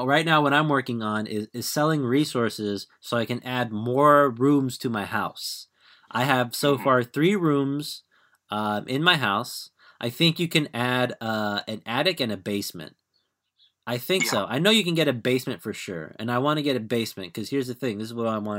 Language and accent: English; Orange County, California, United States; I'm from Orange County.